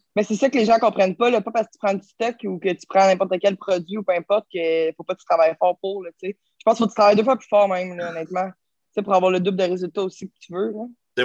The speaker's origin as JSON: {"language": "French", "town": "Terrebonne", "region": "Quebec", "country": "Canada", "said": "je viens de Terrebonne."}